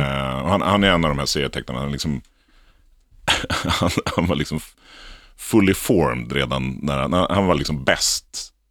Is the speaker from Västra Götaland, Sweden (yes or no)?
no; Lidingö, Stockholm County, Sweden; jag började min bana som, eh, illustratör för Lidingö Tidning, där jag kommer ifrån, Lidingö